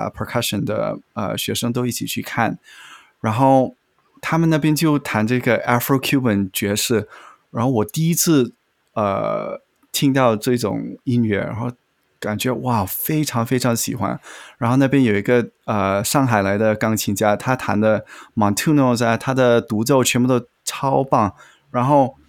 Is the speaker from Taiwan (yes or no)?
no; Malaysia; also born or lived in Beijing, China; 我是马来西亚长大的，但是我小时候有住过北京